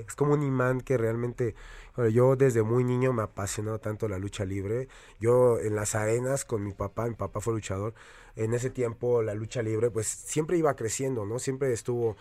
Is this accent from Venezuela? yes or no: no; Mexico